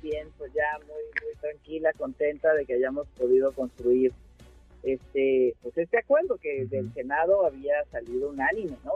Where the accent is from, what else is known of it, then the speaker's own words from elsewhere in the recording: Mexico; esta idea que tenemos en México